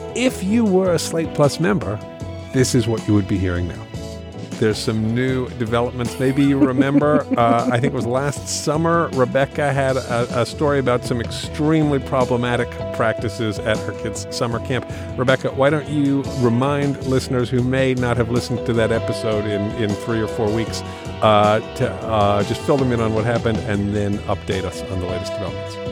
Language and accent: English; England, United Kingdom; moved away; I grew up in England.